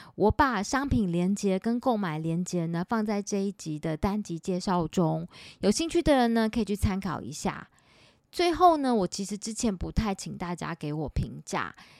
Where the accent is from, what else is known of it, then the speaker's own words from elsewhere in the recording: Taipei, Taiwan; 因为我是台北人